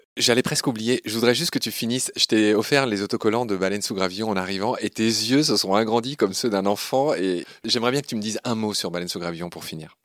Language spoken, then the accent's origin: French; Lorraine, Grand Est, France; ma région natale, Ernst, euh, je suis lorrain